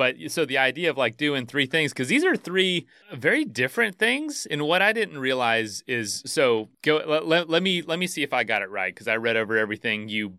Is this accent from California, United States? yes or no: no; Florida, United States; So I'm from Florida.